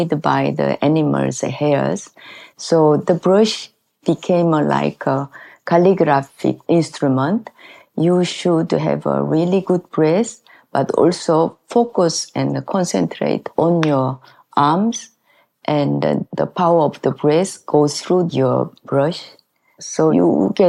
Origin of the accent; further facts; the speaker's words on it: Gwangju, South Korea; English is a second language; moved away as an adult; also born or lived in Italy / France / United States; now in Saint-Paul-de-Vence, France; I lived there until 28 years old. I was born in south of South Korea. The name is Gwangju